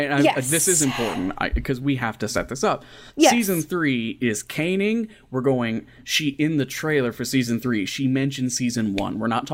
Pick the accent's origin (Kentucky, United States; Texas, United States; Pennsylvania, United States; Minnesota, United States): Kentucky, United States; now in Indiana, United States; I'm from Kentucky and I live in Southern Indiana.